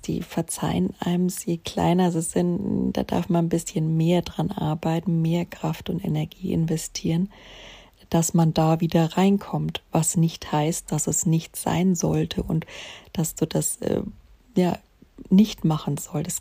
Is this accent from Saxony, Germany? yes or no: no; Bavaria, Germany; also born or lived in Munich; bei uns in Bayern am Chiemsee